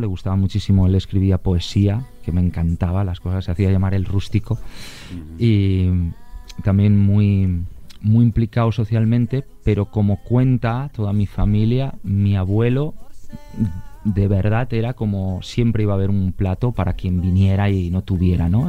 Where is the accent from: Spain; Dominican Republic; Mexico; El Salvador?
Spain; Barcelona, Catalonia; he nacido en, Barcelona